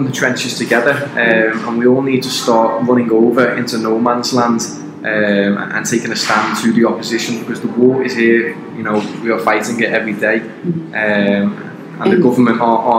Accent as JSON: {"language": "English", "town": "Liverpool", "region": "North West England", "country": "United Kingdom", "said": "I'm 23 years old. I'm from Liverpool in the United Kingdom. So for any of the American viewers following Brittany, I do apologize in advance for my accent if it's too hard to understand."}